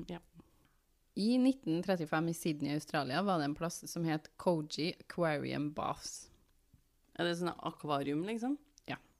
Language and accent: Norwegian; Trøndelag, Norway; Eh, jeg kan fortelle én ting som ekte trønder.